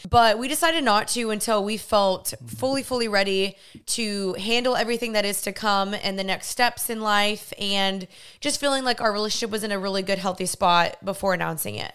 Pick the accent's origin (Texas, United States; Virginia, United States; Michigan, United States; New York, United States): Texas, United States; Dallas; I was from Dallas